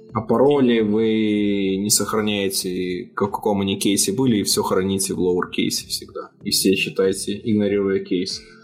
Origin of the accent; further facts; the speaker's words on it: Belarus; я из Беларуси, мы привыкли тут считать в долларах все